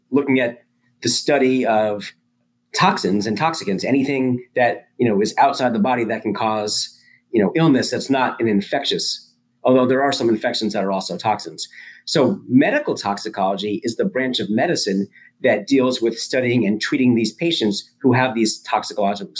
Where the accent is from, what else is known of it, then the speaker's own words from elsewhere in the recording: Long Island, New York, United States; I grew up on Long Island